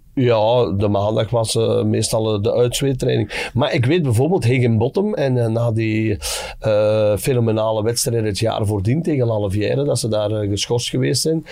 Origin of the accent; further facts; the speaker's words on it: Dessel, Flanders, Belgium; wij bij ons in Dessel